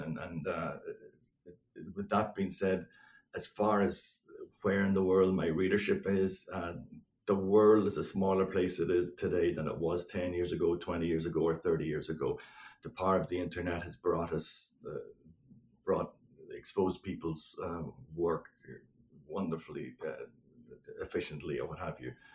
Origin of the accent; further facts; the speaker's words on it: Northern Ireland, United Kingdom; growing up in Northern Ireland uh, uh during the seven, seven, 1970s and 80s